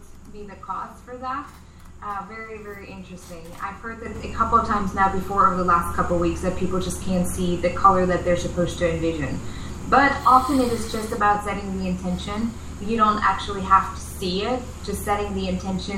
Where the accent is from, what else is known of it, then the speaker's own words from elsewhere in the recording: East Germany, Germany; English is a second language; I grew up in East Germany.